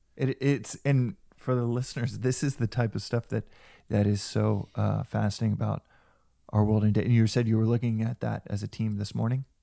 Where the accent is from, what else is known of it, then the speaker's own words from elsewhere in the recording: United States; also born or lived in South Africa; as American